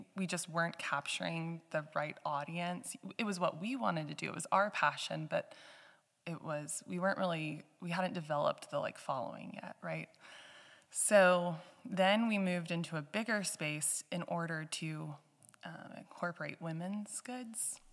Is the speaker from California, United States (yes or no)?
no; Georgetown, Texas, United States; also born or lived in Canada; now in Johnson City, United States; I've, I've grown up in Central Texas, um, as, as Seth, and we met back in our hometown of Georgetown